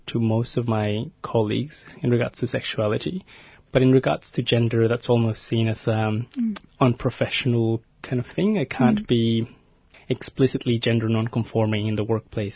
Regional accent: Mexico; moved away as an adult; now in Melbourne, Australia; I was born and raised in Mexico and moved to Australia about 10 years ago now

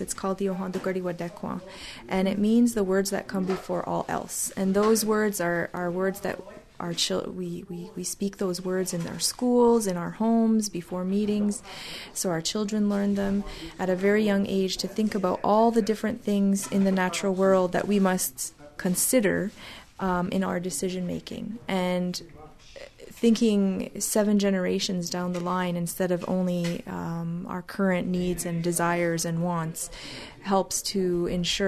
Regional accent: Kahnawake, Quebec, Canada; I grew up here.

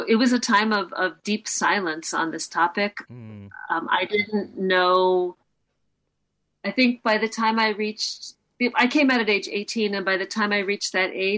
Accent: New York City, New York, United States; now in Boston, United States; I live in Boston. I grew up in New York City

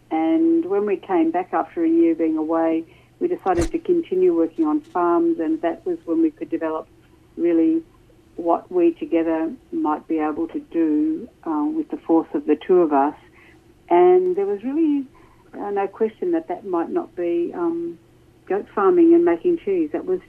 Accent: Warrnambool, Victoria, Australia; also born or lived in Melbourne; I was born in Warrnambool, and... Warrnambool, when I was a little kid, was a real little country town where you could run feral and muck around and do lots of things.

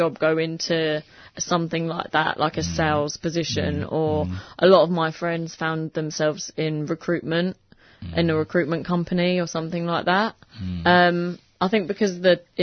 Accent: United Kingdom; moved away as an adult; now in Australia; I didn't necessarily want to move back to my hometown. But I did, and I moved there for about a year.

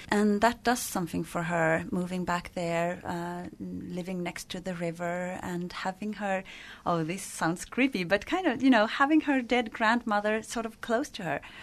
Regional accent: northern Sweden, Sweden; in my part of Sweden

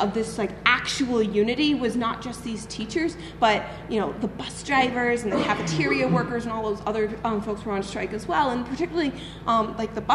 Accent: Boston, Massachusetts, United States; now in Chicago, United States; I'm originally from Boston

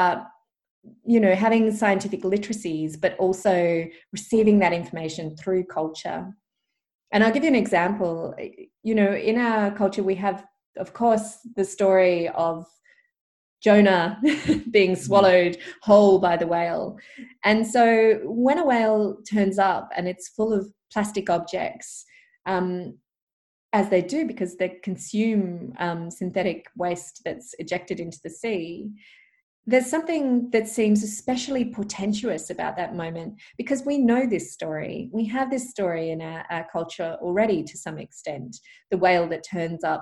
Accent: Perth, Western Australia, Australia; also born or lived in Albany; we grew up in Perth, near the beaches.

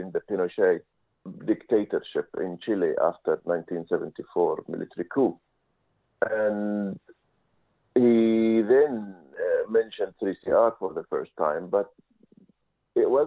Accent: Saudi Arabia; English is a second language; moved away as an adult; also born or lived in Palestine / Jordan; now in Melbourne, Australia; whether being Palestinian or growing up in Saudi Arabia or in Jordan

